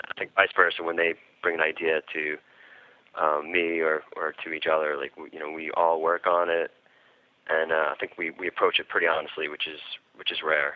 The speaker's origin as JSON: {"language": "English", "town": "New York City", "region": "New York", "country": "United States", "tie": "born or raised there", "said": "growing up in New York City"}